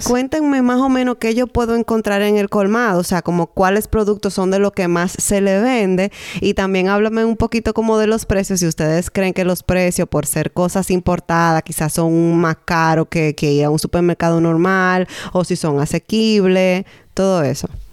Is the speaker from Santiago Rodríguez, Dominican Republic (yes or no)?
no; San Francisco de Macorís, Duarte, Dominican Republic; moved away; en San Francisco de Macorís, que es mi ciudad natal